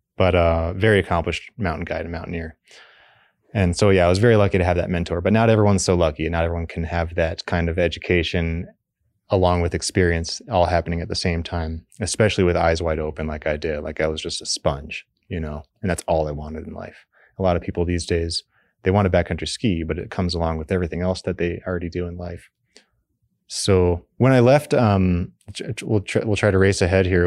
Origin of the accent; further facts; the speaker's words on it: Fort Collins, Colorado, United States; I grew up in Fort Collins, Colorado, on the Front Range